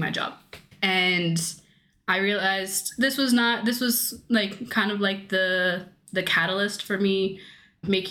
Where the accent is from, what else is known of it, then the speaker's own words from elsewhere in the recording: Washington, District of Columbia, United States; moved away as an adult; now in Netherlands; I was born in Washington, D.C., actually. So my dad is Colombian and then my mom is American